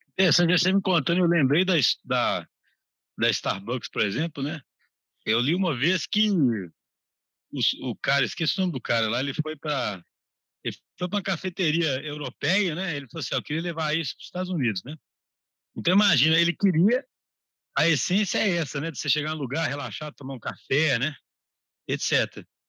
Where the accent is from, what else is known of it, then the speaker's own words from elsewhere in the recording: Brazil; eu, como brasileiro